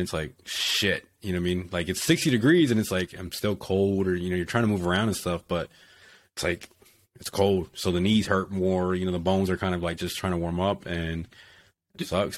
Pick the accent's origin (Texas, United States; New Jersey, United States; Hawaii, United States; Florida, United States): Texas, United States; moved away as an adult; also born or lived in South Dakota; I'm from Texas and I get stationed in South Dakota.